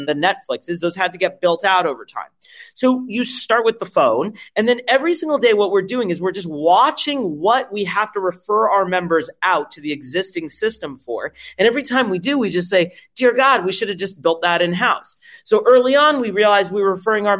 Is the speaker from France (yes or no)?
yes; France; now in United States; I'm French originally